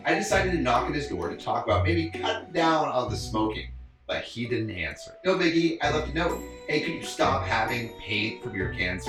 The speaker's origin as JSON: {"language": "English", "town": "Los Angeles", "region": "California", "country": "United States", "said": "We're also from, like, L.A. All right, we're from California."}